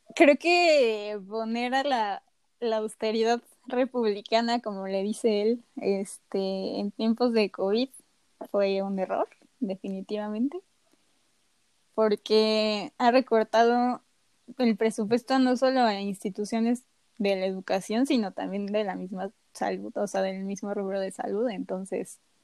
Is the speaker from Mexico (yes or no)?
yes; Mexico; en cómo hemos sido educados como mexicanos